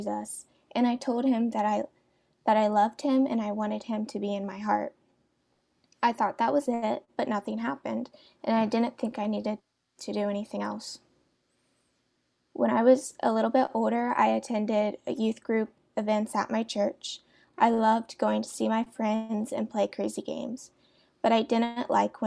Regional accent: Ashville, Ohio, United States; I grew up in a small town called Asheville in Ohio

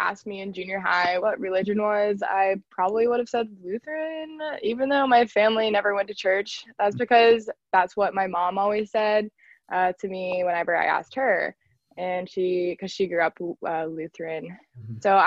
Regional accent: Liberty Township, Ohio, United States; I am from a suburb called Liberty Township. It's on the outside of Cincinnati

